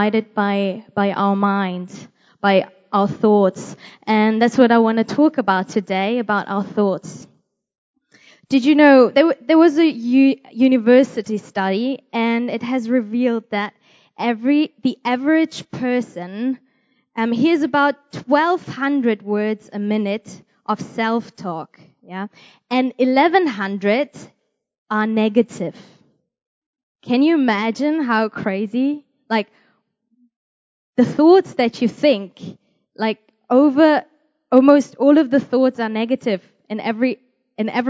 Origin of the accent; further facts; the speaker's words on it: Germany; I'm from Germany